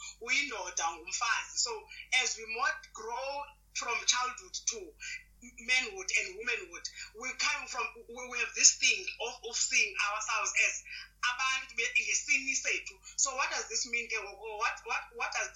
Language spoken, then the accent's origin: English; Butterworth, Eastern Cape, South Africa; born and raised in Eastern Cape, place called Butterworth, that is between East London and Umtata.